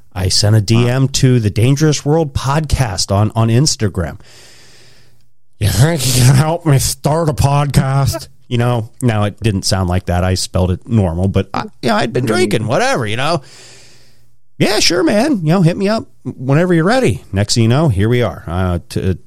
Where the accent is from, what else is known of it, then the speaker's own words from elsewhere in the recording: Pennsylvania, United States; also born or lived in Wyoming / Idaho; I was born in Wyoming, grew up in Idaho till I was 10. Then we moved out here to Pennsylvania